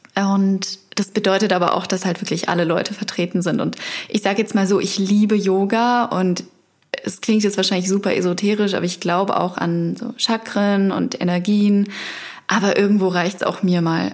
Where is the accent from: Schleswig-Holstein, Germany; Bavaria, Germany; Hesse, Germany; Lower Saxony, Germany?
Bavaria, Germany; near Regensburg, Upper Palatinate; moved away as an adult; now in Berlin, Germany; aus der Nähe von Regensburg